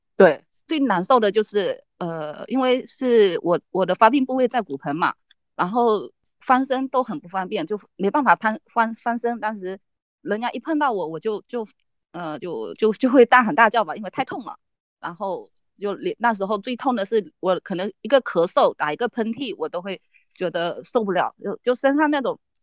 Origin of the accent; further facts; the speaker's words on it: Fujian, China; 我来自福建